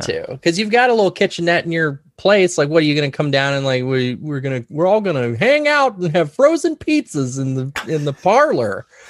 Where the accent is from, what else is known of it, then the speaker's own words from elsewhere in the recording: Loveland, Ohio, United States; also born or lived in Columbus, Ohio / New York State; I grew up in this very room that I'm actually sitting